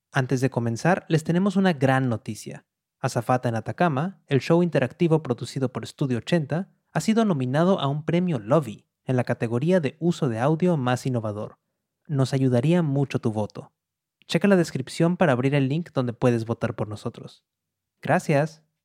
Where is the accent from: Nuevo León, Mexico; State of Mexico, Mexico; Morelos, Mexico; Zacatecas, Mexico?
Nuevo León, Mexico; Monterrey; moved away as an adult; now in New York, United States; Nací en Monterrey, al noreste de México, y hace varios años que me fui para Nueva York